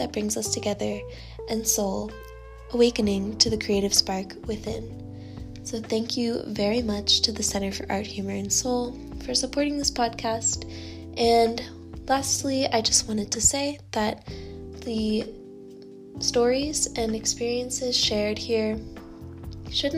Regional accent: Norfolk, Virginia, United States; Norfolk, Virginia, my hometown

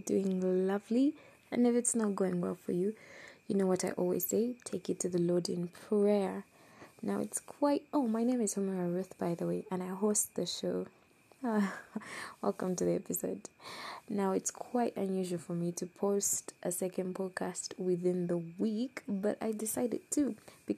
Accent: Uganda; I come from Uganda. I love Uganda.

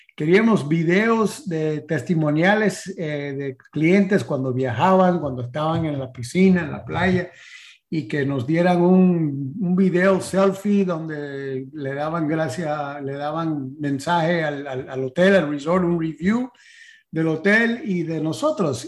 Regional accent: San Antonio, Texas, United States; Spanish is a second language; now in Florida, United States; de San Antonio, Texas, nací yo

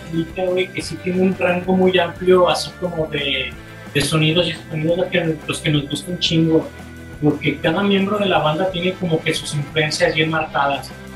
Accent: Mexico; uno crece con el barrio siendo mexicano

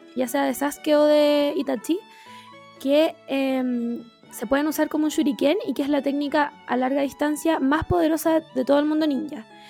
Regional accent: Chile; yo soy chilena

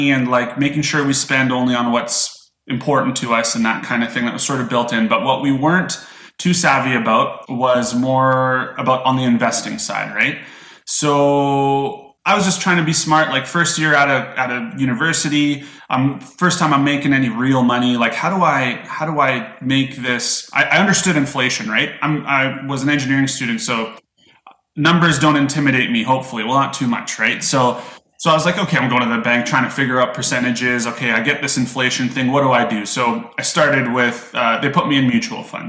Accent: Calgary, Alberta, Canada; I grew up in Calgary, Alberta, Canada.

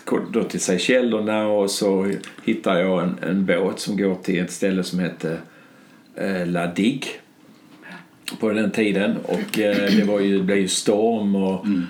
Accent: Skåne, Sweden; på den här lilla gården där jag är född

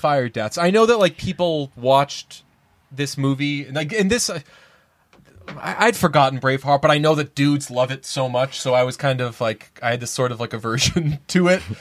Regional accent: United States; I'm American

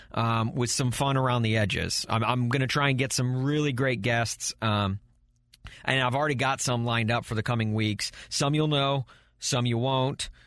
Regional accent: the South, United States; now in St. Louis, United States; where I grew up in the South

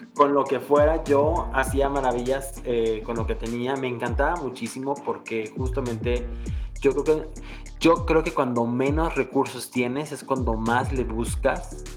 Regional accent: Morelos, Mexico; moved away as an adult; now in Mexico City, Mexico; me urgía terminar de estudiar para venirme a la Ciudad de México, porque yo soy de Morelos

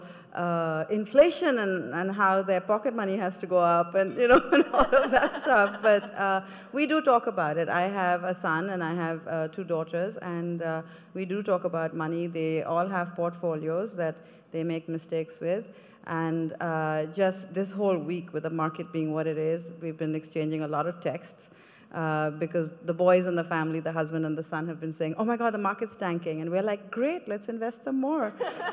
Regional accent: Kolkata, West Bengal, India; moved away as an adult; I grew up in Calcutta as the youngest of three girls

